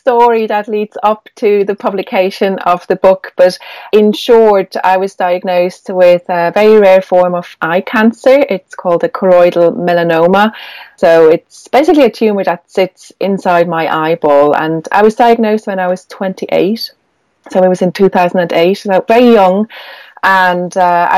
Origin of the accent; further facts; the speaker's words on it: Switzerland; now in Ireland; although I live in Ireland, I'm Swiss. I grew up in Switzerland